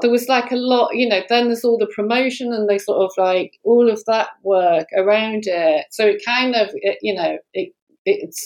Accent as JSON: {"language": "English", "town": "Blackpool", "region": "North West England", "country": "United Kingdom", "said": "I'm from Blackpool"}